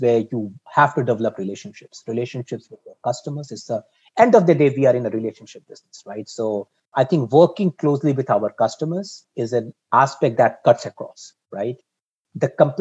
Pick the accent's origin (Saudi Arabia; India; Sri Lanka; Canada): India; also born or lived in Singapore; now in Boston, United States; I grew up in India, so I have affinity for Asia Pacific